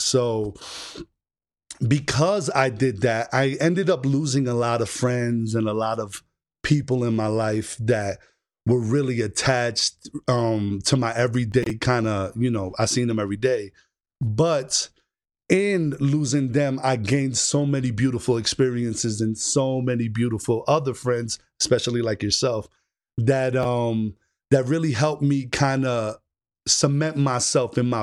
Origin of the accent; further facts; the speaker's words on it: New York City, New York, United States; moved away; also born or lived in Orlando, Florida; I was born and raised in the Bronx, but I spent a lot of time in Orlando, Florida. So I'm kind of like in between the two